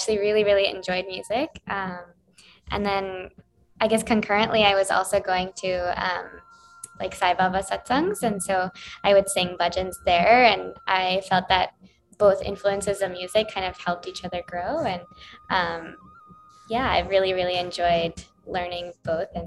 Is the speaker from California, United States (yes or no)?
no; Charlotte, North Carolina, United States; I'm from Charlotte, North Carolina, so not too far away